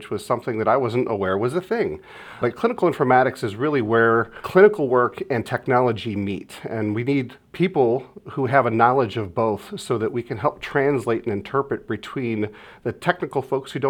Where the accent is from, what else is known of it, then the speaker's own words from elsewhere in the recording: Mentor, Ohio, United States; I'm a local guy. So I grew up in Northeast Ohio and Mentor, about an hour northeast of here